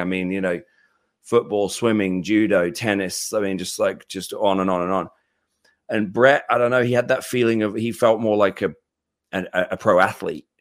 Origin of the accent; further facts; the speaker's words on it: United Kingdom; I'm British